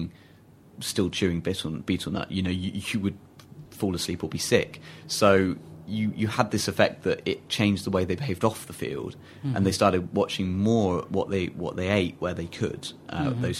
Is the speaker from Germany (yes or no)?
no; England, United Kingdom; as an English kid